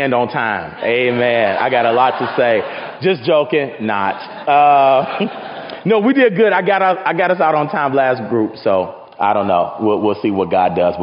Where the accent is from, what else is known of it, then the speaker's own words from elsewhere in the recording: Chicago, Illinois, United States; now in Renton, United States; I am from Chicago.